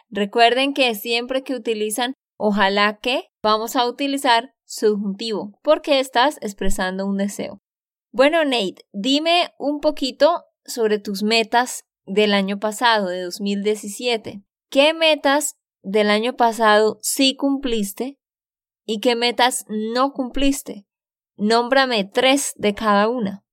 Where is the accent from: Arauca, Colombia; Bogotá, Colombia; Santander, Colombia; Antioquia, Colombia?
Santander, Colombia; de Santander, Colombia